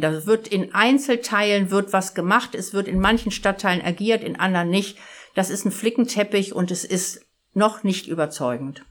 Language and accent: German; Hamburg, Germany; Ich komme aus Harburg